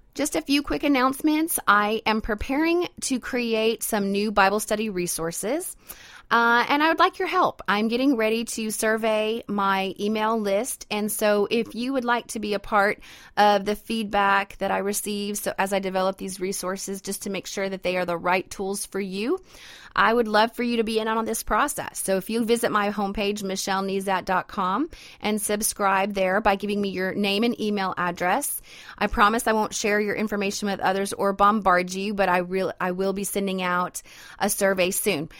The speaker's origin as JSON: {"language": "English", "region": "Idaho", "country": "United States", "moved": "yes", "lives_now": "Louisiana, United States", "said": "I'm originally from Idaho, so I'm a mountain girl myself."}